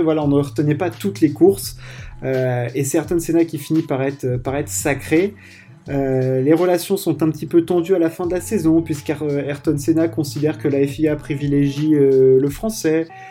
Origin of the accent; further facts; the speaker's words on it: France; on est français